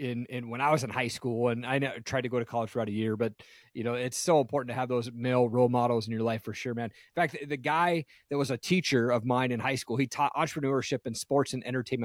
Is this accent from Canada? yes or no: no; Tri-Cities, Washington, United States; moved away as an adult; also born or lived in Seattle, Washington; now in Idaho, United States; I grew up in Tri-Cities, Washington out there.